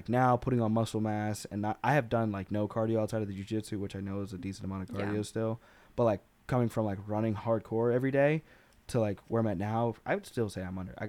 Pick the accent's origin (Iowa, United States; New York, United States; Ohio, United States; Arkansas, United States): Arkansas, United States; Growing up in Arkansas, they had vanilla ice cream sandwiches.